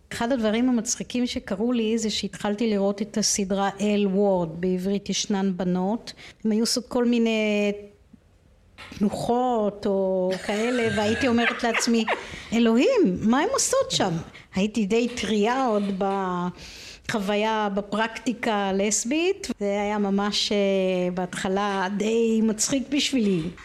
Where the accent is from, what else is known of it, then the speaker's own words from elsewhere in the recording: Israel; אני גדלתי בסביבה בקיבוץ